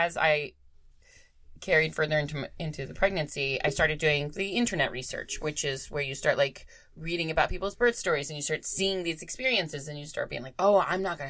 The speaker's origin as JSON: {"language": "English", "region": "Florida", "country": "United States", "said": "I'm from Florida."}